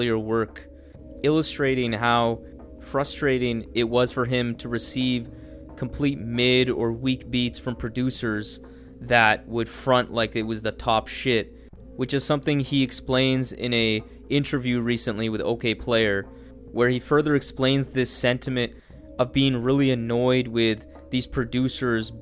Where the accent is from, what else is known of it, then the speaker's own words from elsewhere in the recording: Canada; as a Canadian